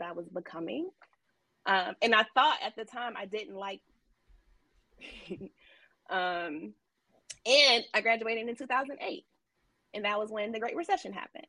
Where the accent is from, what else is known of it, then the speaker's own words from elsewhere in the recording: Detroit, Michigan, United States; also born or lived in Florida; now in Atlanta, United States; I grew up in Detroit.